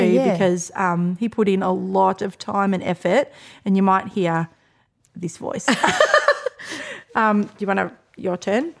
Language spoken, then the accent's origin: English; Australia; We're so Australian.